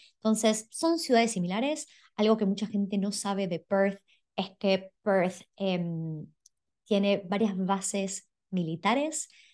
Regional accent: Argentina; now in Australia; yo soy de Argentina

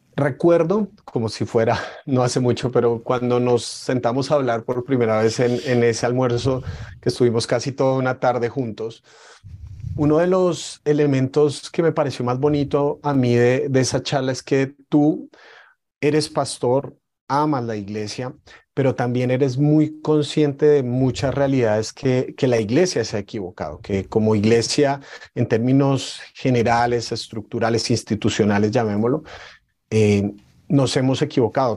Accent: Colombia; ser colombianos. Probablemente nunca hemos empuñado un arma, pero la cultura de la violencia está dentro de nosotros

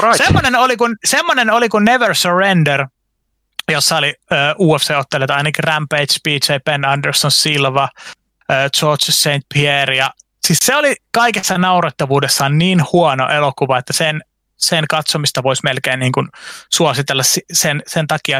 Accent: Eastern Finland, Finland; moved away; also born or lived in Vantaa, Finland; mä vietin lapsuuteni Itä-Suomessa

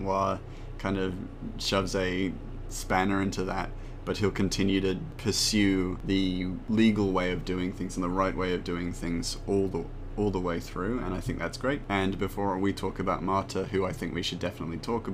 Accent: Australia; We are both Australian

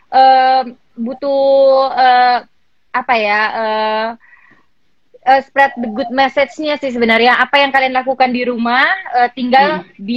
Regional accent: Gresik, East Java, Indonesia; … di Gresik, soalnya aku dari Gresik.

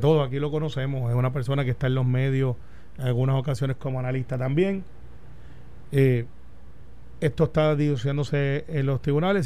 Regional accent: Puerto Rico; ves a los puertorriqueños, ves los luchadores que somos

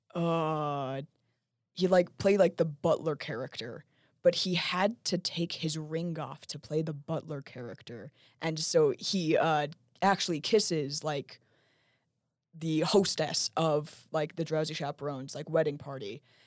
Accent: Lehi, Utah, United States; I'm from Lehigh, and I went to Sky Ridge High School

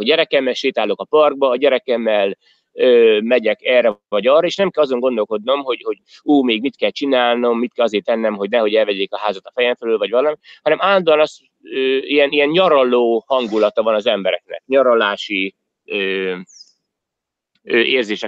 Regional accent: Hungary; moved away as an adult; now in Australia; én is magyar vagyok, meg én is Magyarországra jöttem

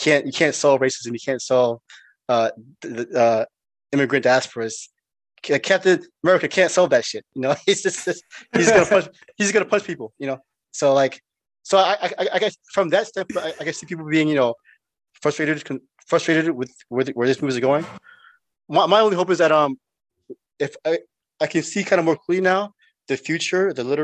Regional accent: United States; as an American

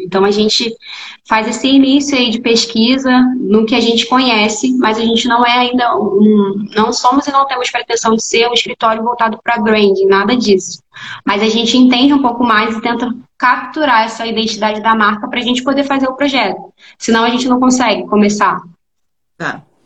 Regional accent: Rio de Janeiro, Brazil; hoje eu sou do Rio, né? Sou do Rio de Janeiro

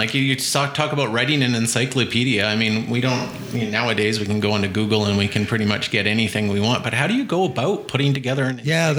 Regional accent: Vancouver, British Columbia, Canada; I grew up in Vancouver, and I can honestly say I didn't appreciate what I had in front of me while I was here.

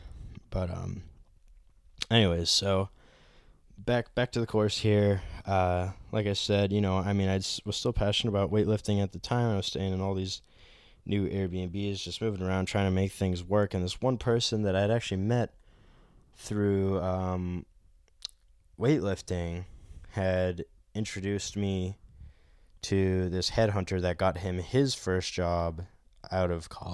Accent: Norway, Maine, United States; It was definitely nothing like the old house that I grew up in Norway, Maine.

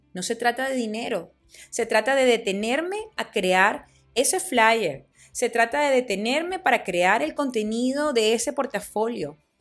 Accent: Venezuela; en mi país, en Venezuela

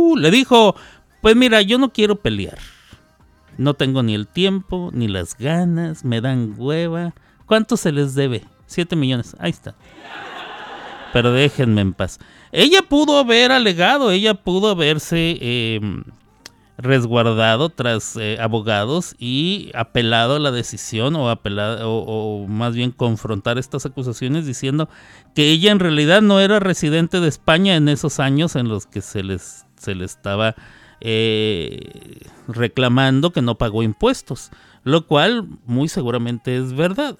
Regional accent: Mexico; siendo mexicano

